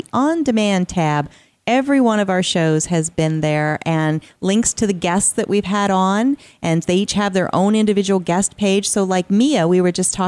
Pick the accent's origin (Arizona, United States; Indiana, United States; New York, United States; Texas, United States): Arizona, United States; West Valley, west of Phoenix; I grew up out in the West Valley here, a little bit west of Phoenix, Arizona